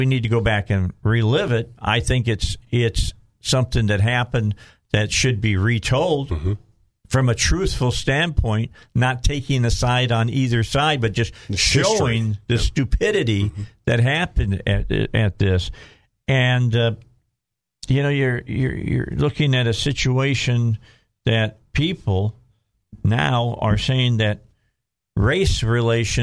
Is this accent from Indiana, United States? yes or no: yes; Gary, Indiana, United States; I grew up in Gary, Indiana